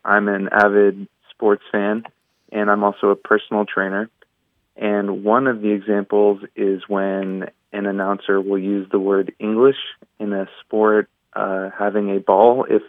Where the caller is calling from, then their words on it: San Diego, California, United States; I'm from San Diego, California.